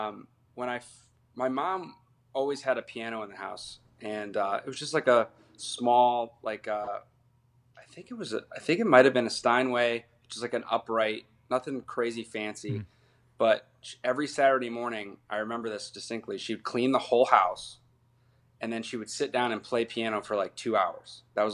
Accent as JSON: {"language": "English", "town": "Akron", "region": "Ohio", "country": "United States", "tie": "born or raised there", "said": "Akron was cool simply because I saw, like, all the phases of it."}